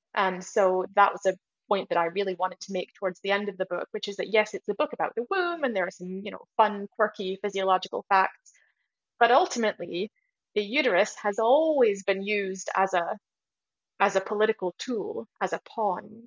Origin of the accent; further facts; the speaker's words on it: United States; moved away; I grew up in America